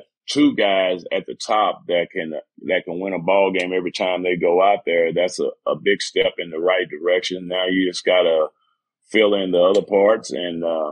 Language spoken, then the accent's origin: English; Texas, United States; I'm from Texas.